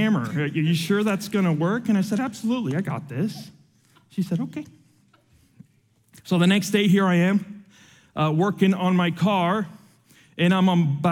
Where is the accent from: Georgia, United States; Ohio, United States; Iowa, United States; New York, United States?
Georgia, United States; Atlanta; also born or lived in Havana, Cuba; I was born in Havana, Cuba, and I was raised here in Atlanta.